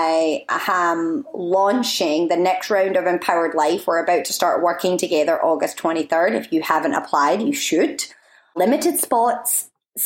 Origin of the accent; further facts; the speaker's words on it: Scotland, United Kingdom; now in United States; I've been in Scotland, so if you're wondering why my accent is possibly, potentially, maybe a little bit stronger than previous episodes, it's because I've been around my family for the last month.